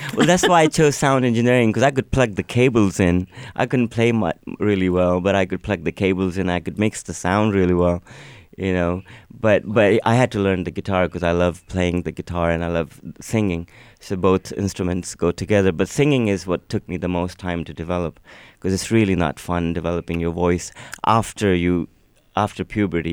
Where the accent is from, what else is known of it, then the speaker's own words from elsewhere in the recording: Pakistan; first language Urdu; English is a second language; also born or lived in United States; now in Lennox Head, Australia; I was born in Pakistan and I went to a school that, that was a private school